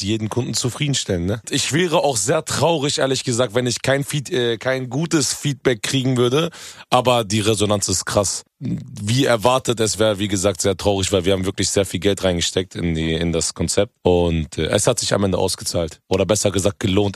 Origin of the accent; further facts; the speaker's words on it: Hanover, Lower Saxony, Germany; ich komme ja ursprünglich aus Hannover.